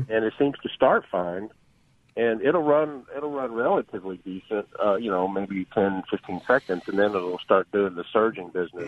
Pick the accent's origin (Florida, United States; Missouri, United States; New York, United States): Missouri, United States; I'm from Missouri